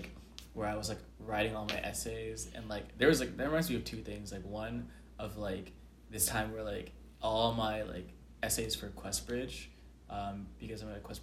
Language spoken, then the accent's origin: English; Atlanta, Georgia, United States; moved away as an adult; now in Houston, United States; I'm from Atlanta, Georgia, and I'm a junior at Rice